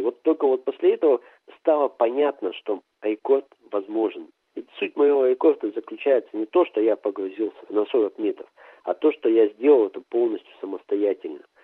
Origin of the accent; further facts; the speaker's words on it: Arti, Sverdlovsk Oblast, Russia; Я родился в Свердловской области, поселок Арти, и вырос там, и школу там закончил